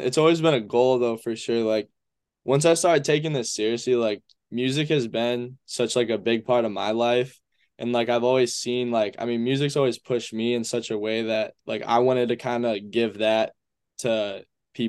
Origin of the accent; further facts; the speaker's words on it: Traverse City, Michigan, United States; also born or lived in Grand Rapids; Spent a little time there, and then I spent a lot of my time in Traverse City, Michigan.